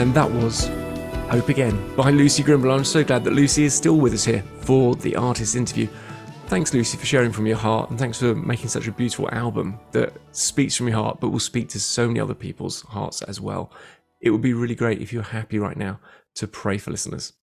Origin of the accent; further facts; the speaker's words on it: London, United Kingdom; moved away as an adult; now in Bournemouth, United Kingdom; I moved from London to Bournemouth about six years ago, having been born there